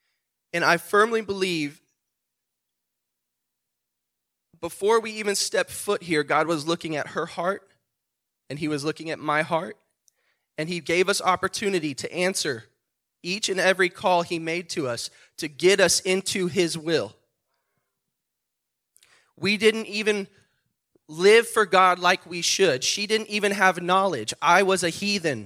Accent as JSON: {"language": "English", "town": "San Antonio", "region": "Texas", "country": "United States", "tie": "born or raised there", "said": "We are both born and raised in San Antonio, Texas"}